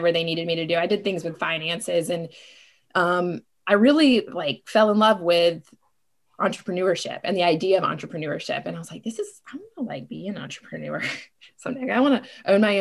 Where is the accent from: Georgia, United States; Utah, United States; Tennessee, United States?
Georgia, United States; Savannah; I am from Savannah. I go way back in Savannah.